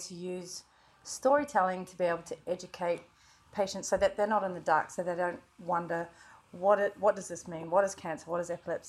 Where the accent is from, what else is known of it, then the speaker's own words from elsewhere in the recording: New Zealand; moved away; So I'm a Kiwi, originally from New Zealand.